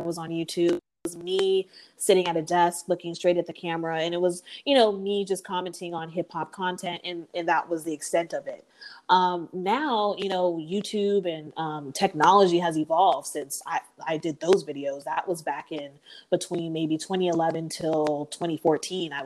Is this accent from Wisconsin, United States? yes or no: no; San Antonio, Texas, United States; I'm from San Antonio, Texas